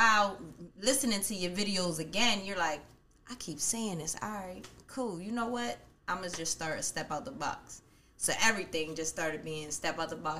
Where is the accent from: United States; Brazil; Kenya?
United States; also born or lived in Bronx, New York City, New York, United States; my family came out here when I was about 5 or 6 years old. So I've been basically grown up around 13th and Derry my whole life.